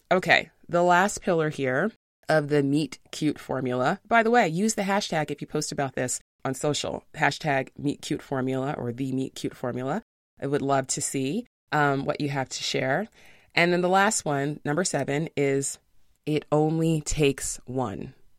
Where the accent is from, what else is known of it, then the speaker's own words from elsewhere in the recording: New York City, New York, United States; I'm from New York City